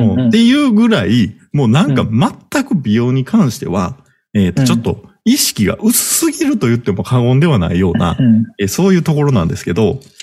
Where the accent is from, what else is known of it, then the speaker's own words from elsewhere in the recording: Kansai, Japan; 関西から来た俺